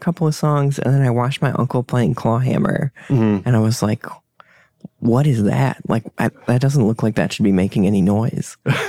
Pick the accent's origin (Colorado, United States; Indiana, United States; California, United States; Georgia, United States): Colorado, United States; Denver; I'm from Denver, Colorado.